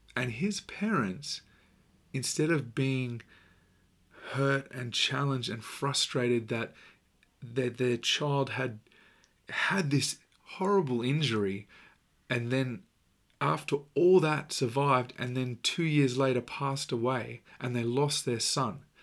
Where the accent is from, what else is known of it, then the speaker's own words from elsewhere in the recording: Australia; I'm Australian